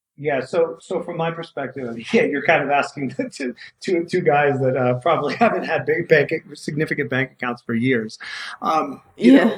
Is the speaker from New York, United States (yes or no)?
yes; New York City, New York, United States; I grew up in New York City where like nobody knows how to do anything